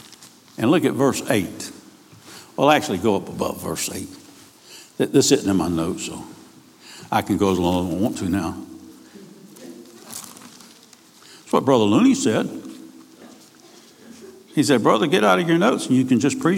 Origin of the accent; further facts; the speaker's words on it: Key West, Florida, United States; I was raised in Key West.